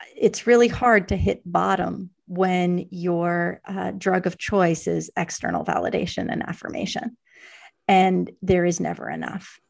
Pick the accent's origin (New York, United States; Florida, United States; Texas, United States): New York, United States; New York City; growing up in New York, it's a remarkably provincial place. I, uh, spent my whole growing up about half a mile from the place